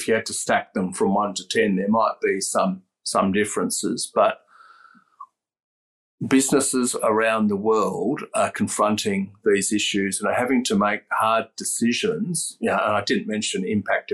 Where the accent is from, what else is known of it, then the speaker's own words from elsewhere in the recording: Australia; also born or lived in Aberdeen, Scotland; I was actually born in Scotland and my parents moved to Australia when I was one, so there's no accent there.